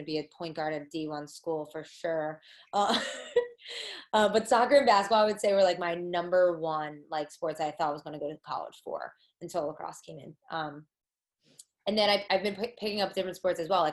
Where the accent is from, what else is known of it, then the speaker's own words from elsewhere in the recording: New Jersey, United States; I'm from Jersey